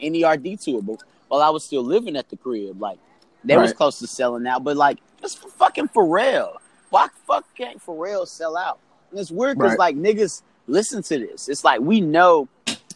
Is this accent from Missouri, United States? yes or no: yes; St. Louis, Missouri, United States; moved away as an adult; nothing compares to my hometown, bro. Like, we are a beautiful fucking place and a worthy destination for so many people. And we have so many creative folks that literally leave St. Louis